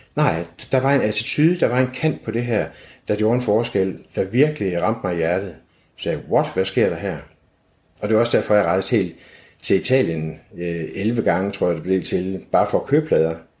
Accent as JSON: {"language": "Danish", "town": "Aarhus", "region": "Central Denmark Region", "country": "Denmark", "tie": "born or raised there", "said": "Jeg er 56 år gammel og født og opvokset her i Aarhus"}